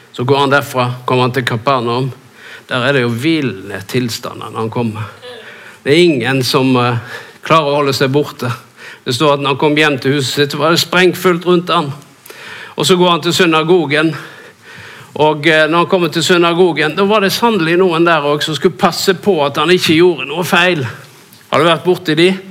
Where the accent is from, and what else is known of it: Norway